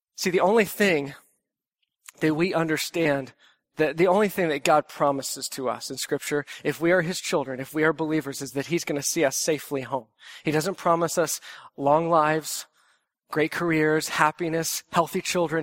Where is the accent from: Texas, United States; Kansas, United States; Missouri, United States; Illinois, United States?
Texas, United States; moved away; as a Texan